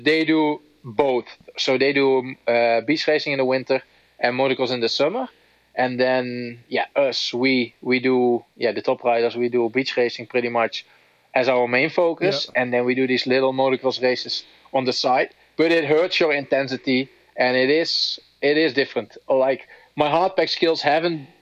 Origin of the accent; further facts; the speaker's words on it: Netherlands; English is a second language; I'm from the Netherlands